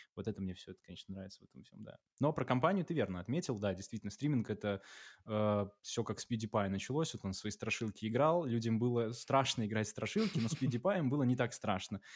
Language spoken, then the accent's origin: Russian; Belarus; Мы белорусы